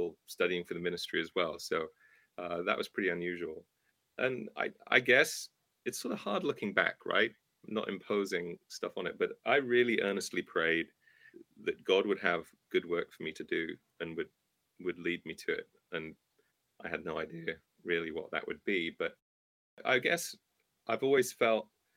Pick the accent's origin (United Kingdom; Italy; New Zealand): United Kingdom; England; moved away as an adult; now in United States; you can tell I'm not from around here, right? So I started off this earthly journey in England. I'm an American citizen now.